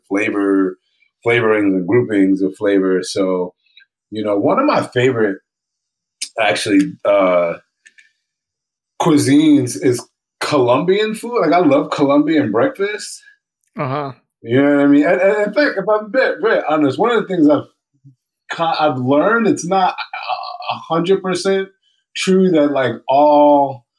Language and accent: English; Hartford, Connecticut, United States; moved away as an adult; now in Philadelphia, United States; I grew up really poor in Hartford, Connecticut